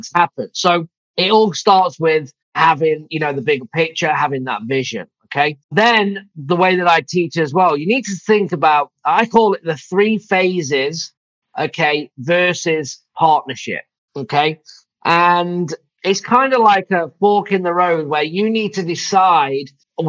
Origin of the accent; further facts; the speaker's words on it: England, United Kingdom; also born or lived in Phoenix / Michigan; now in Savannah, Georgia, United States; I'm from England